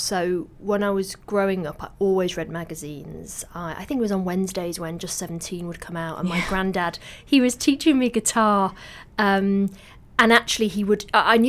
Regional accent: Manchester, North West England, United Kingdom; But I didn't know, because I grew up in Manchester.

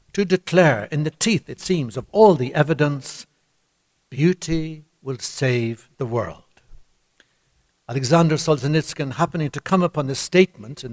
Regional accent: Ireland

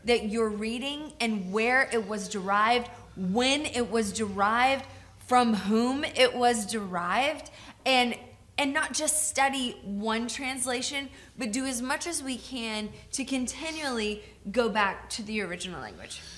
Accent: Georgia, United States; now in Tacoma, United States; I grew up in Georgia

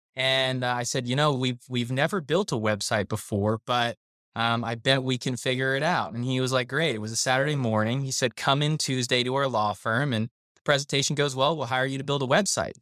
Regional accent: South Florida, United States; I was raised in South Florida

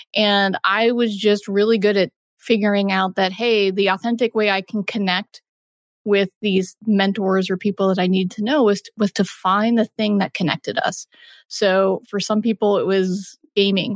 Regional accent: Texas, United States; my parents are East Coast and I'm born and raised in Texas

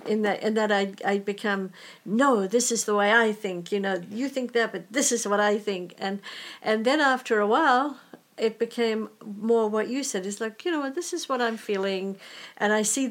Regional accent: England, United Kingdom; as English people, we tend to hold our voice back a little bit

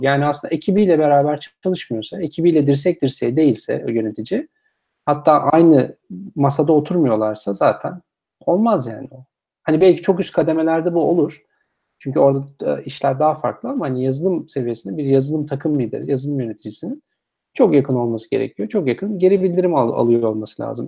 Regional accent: Turkey; biz Türkiye'de

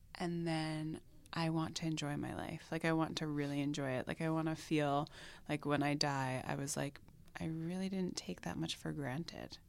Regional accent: Long Island, New York, United States; moved away; where I grew up on Long Island

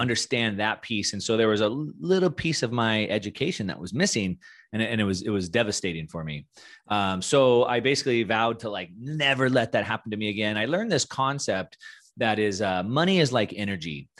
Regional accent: Southern California, United States; moved away as an adult; now in Puerto Rico; I'm from Southern California

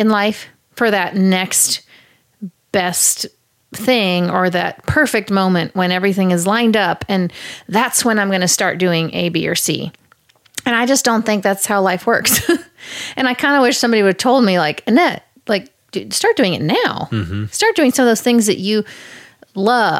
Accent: Kansas City, United States; I grew up in Kansas City

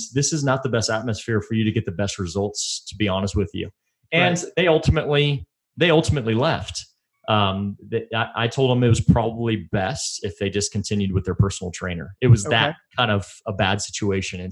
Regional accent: Texas, United States; now in Colorado, United States; I'm from Texas

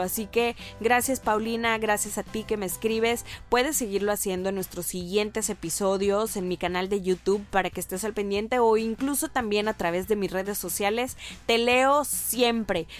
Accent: Mexico

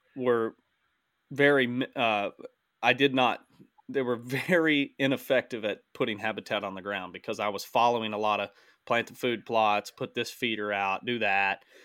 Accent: Southern Missouri, United States; in Missouri. Um, just because it's my home state

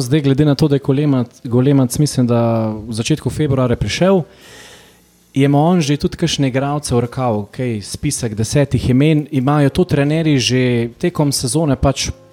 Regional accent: Slovenia

